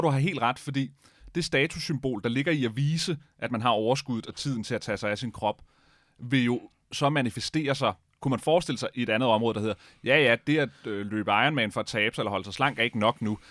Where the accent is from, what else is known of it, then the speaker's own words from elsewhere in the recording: Denmark; vi er nok mange danskere